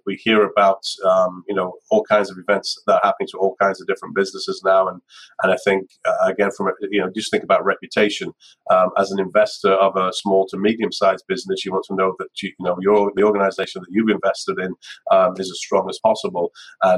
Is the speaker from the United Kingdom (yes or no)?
yes; United Kingdom; being British